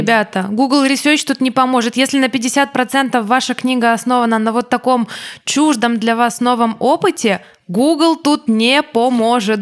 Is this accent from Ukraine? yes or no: yes; Ukraine; я не учила русский язык никогда. Я не а. учила русский, у меня не было ни одного урока русского языка. Я училась в украинской школе.